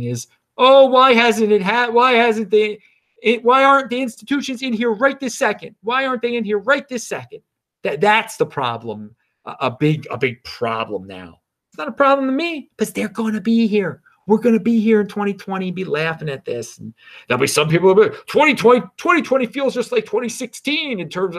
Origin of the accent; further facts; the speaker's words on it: Baltimore, Maryland, United States; I'm from Baltimore. That's where I am right now. It's where my family's from. My father and his father are from here.